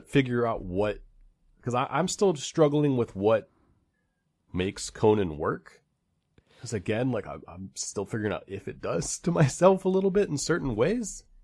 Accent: United States; growing up in America

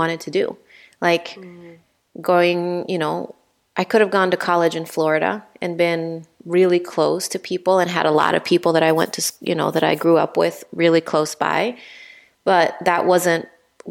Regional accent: Honduras; moved away as an adult; also born or lived in Pennsylvania, United States / Minnesota, United States; now in Illinois, United States; growing up in Honduras, I always felt like I wanted to get out of Honduras

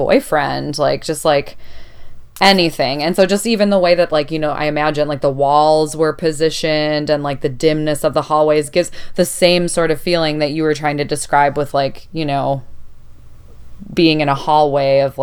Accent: Chicago, Illinois, United States; I grew up in Chicago, which is a bigger city

